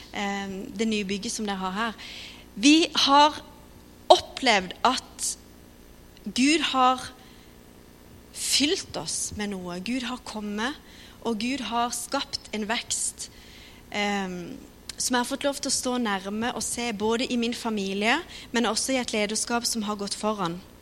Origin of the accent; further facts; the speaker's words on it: Kristiansand, Agder, Norway; Vi kommer fra Philadelphia, Kristiansand. Har vokst opp